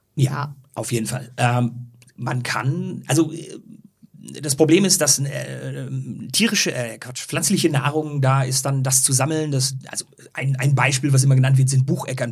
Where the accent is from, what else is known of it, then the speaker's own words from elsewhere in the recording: Ruhr area, North Rhine-Westphalia, Germany; moved away; also born or lived in Swabian Jura; Ich komme ursprünglich aus dem Ruhrgebiet